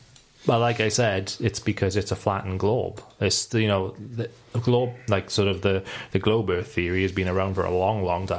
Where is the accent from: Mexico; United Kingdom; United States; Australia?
United Kingdom; Wales; We're all Welsh, yeah.